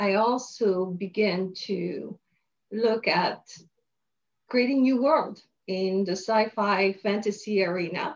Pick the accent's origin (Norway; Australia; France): France; moved away as an adult; also born or lived in Montreal, Canada; now in Los Angeles, United States; I was born in France, grew up in France until I had the opportunity to study in Montreal, Canada